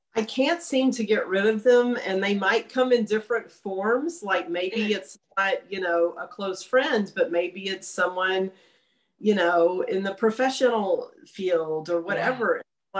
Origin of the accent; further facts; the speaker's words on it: Longview, Texas, United States; now in Austin, United States; Longview for all my novels, which is my hometown